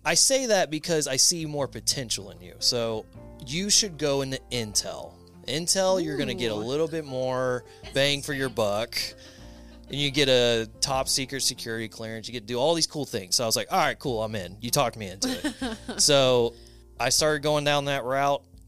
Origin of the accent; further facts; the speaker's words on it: Polk County, Florida, United States; I am from Florida in the Tampa area. I mean, technically born and raised in the county over, Polk County